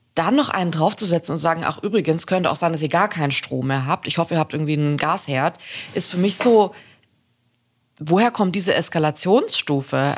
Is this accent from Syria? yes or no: no; Swabia, Germany; ich komme aus Schwaben